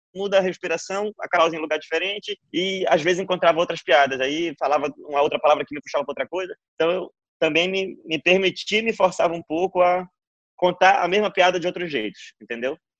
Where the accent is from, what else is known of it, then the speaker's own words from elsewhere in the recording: Belém, Pará, Brazil; eu sou de Belém